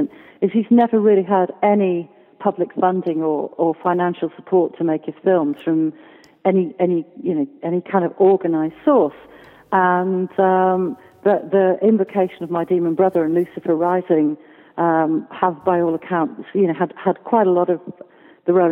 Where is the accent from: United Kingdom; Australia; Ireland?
United Kingdom; Wales; a Welsh woman